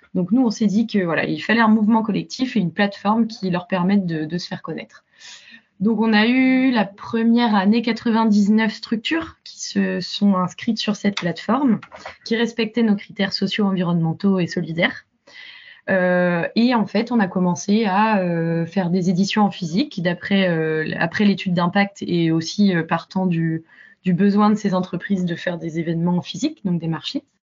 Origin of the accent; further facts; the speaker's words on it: Rennes, Brittany, France; moved away as an adult; also born or lived in Toulouse / London / Belgium / Latin America; je suis partie de Rennes vers 18 ans